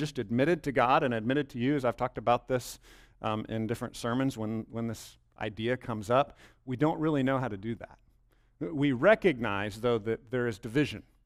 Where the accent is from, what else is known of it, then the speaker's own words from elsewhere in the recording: Bell County, Texas, United States; I grew up in Bell County, but I grew up in a different part of Bell County than right here